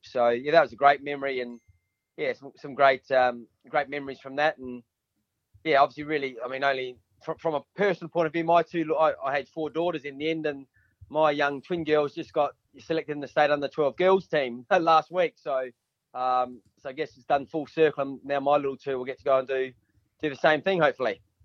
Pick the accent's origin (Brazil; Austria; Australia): Australia; Bridgewater, South Australia; I was a Adelaide Hills boy playing for the Bridgewater Raiders up in the Adelaide Hills there. So yeah, I grew up in Bridgewater